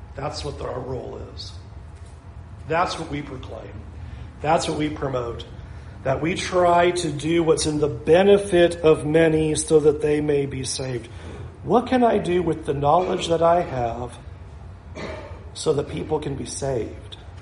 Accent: Southern California, United States; moved away; I came from Southern California.

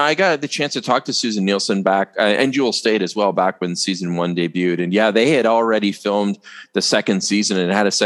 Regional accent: Canada; I'm Canadian.

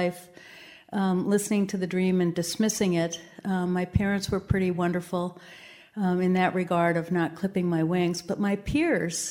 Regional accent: Minnesota, United States; I grew up in Minnesota

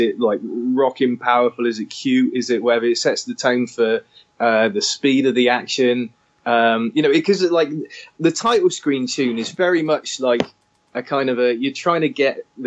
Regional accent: Weston-super-Mare, South West England, United Kingdom; I grew up in Western Supermare

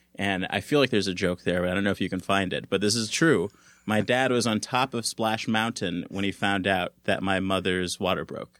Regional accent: Los Angeles, California, United States; also born or lived in Santa Barbara; I grew up in California. I'm from, uh, South Central L

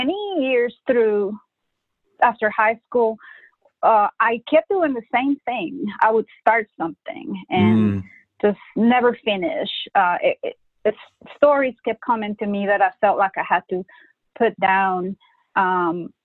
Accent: Honduras; first language Spanish; English is a second language; moved away as an adult; now in United States; I grew up in Honduras, you know, a third world country

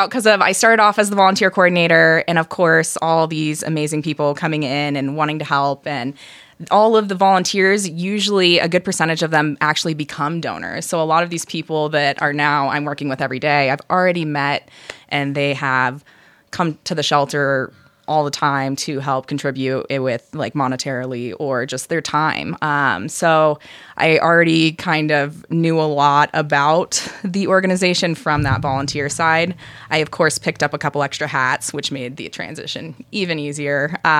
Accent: Michigan, United States; moved away; I'm from Michigan.

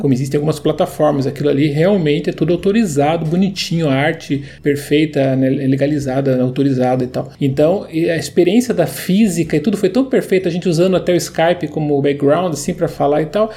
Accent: Curitiba, Paraná, Brazil; Eu sou curitibano, né? Eu sei da, do que a gente vive aqui

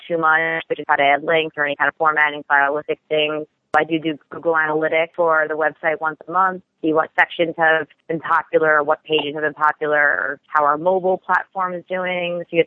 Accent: Long Island, New York, United States; moved away as an adult; now in Boston, United States; I'm originally from Long Island, New York

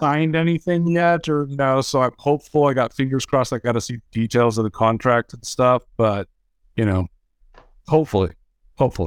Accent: California, United States; I grew up in California

